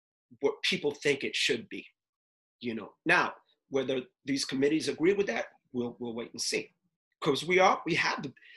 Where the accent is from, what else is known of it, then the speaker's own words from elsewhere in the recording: New York City, New York, United States; I'm from Uptown